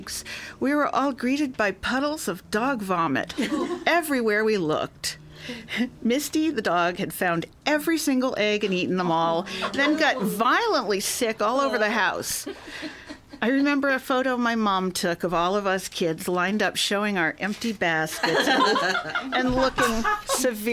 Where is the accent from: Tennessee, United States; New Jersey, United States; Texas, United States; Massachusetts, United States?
Massachusetts, United States; Boston; moved away as an adult; now in Los Angeles, United States; I come from Boston